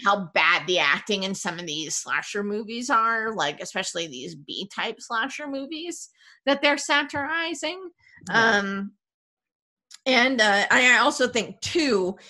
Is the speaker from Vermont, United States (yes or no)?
yes; Vermont, United States; I grew up in Vermont